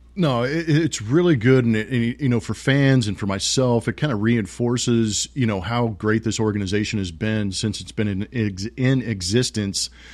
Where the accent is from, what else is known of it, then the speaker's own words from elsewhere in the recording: West Coast, United States; I grew up on the West Coast.